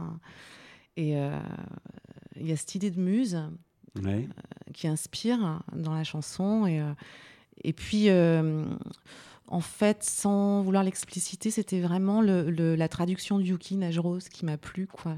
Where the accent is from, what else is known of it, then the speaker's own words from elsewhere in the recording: Vosges, Grand Est, France; j'ai commencé dans, dans, ma ville natale, en fait, dans ma région natale, les Vosges